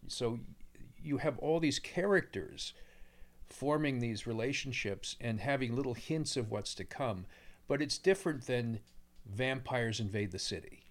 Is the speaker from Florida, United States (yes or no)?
no; New Jersey, United States; also born or lived in Pennsylvania; I grew up in Pennsylvania and New, notably New Jersey